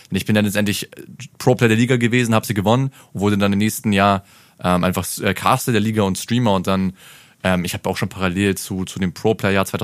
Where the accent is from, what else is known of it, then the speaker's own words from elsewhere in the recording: Berlin, Germany; Ich bin Berliner, ist kein Problem.